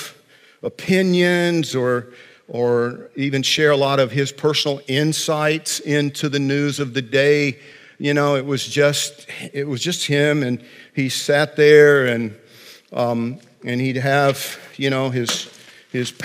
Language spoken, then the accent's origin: English; Central Georgia, United States; little boy growing up in Central Georgia